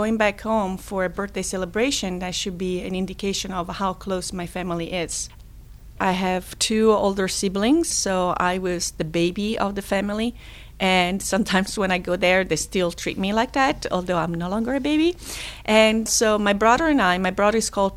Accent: Rome, Lazio, Italy; moved away as an adult; now in Pittsburgh, United States; I was born in Rome on December 19th, 1970. I am from Italy

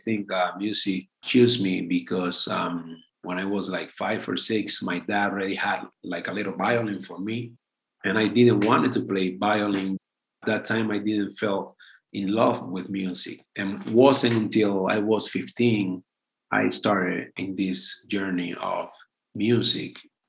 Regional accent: Cuba; moved away as an adult; now in Pittsburgh, United States; So it's been 3 years. I left Cuba

